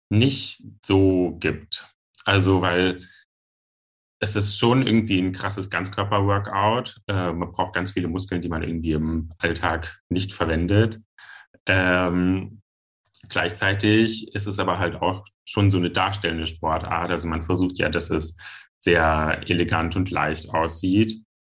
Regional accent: Giessen, Hesse, Germany; ich bin 25 Jahre alt, ich komme aus Gießen und ich bin Pole Dancer.

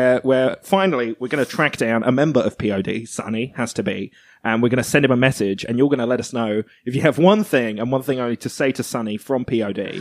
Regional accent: Australia; We're from Australia

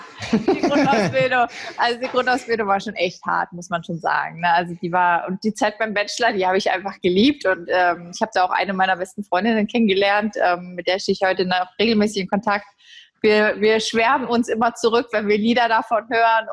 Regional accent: Berlin, Germany; now in Essen, Germany; Ich äh, lebe und arbeite mittlerweile in Essen. Ich bin eigentlich Berlinerin

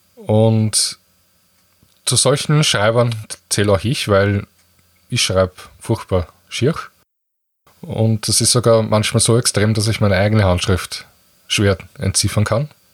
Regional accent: Austria; bei uns in Österreich

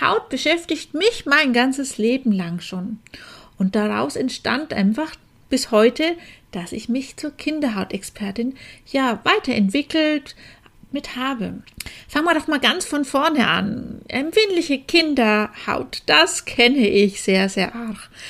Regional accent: Franconia, Bavaria, Germany; accent: Franconian; now in Augsburg, Germany; du hörst mir bestimmt an meinem Dialekt an, dass ich eigentlich aus Franken komme. Daher mein rollendes R

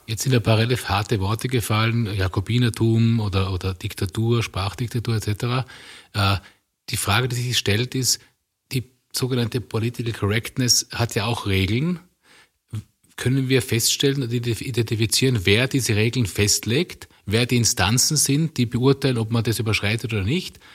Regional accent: Tyrol, Austria; als ich als Kind aufgewachsen bin im konservativen Tirol

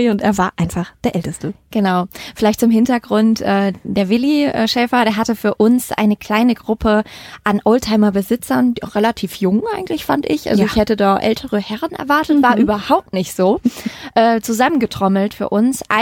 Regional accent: Mettmann, North Rhine-Westphalia, Germany; Ja, wir sind äh, in meiner alten Heimat im äh, Mettmann tatsächlich auf äh, dem Halbeshof.

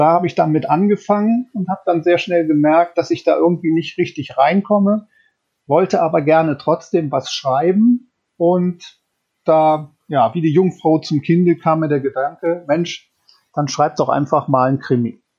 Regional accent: North Rhine-Westphalia, Germany; Äh, tatsächlich aufgewachsen bin ich allerdings im Bergischen Land, also in der Nähe 50 Kilometer von Köln. Und dort bin ich auch zur Schule gegangen.

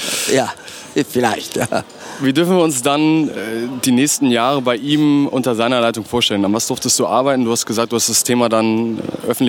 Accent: Trentino-Alto Adige, Italy; moved away as an adult; Ja, nein, für mich nicht. Das war ja meine Heimat.

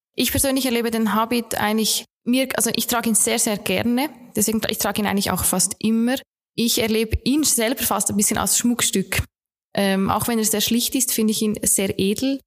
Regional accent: Bern, Switzerland; moved away as an adult; now in Linz, Austria; Un unüberhörbar bin ich eine Schweizerin. Ich komme aus Bern

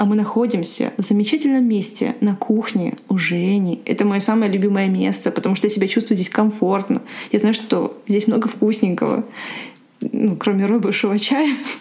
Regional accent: Ukraine; moved away; я, кстати, из Украины

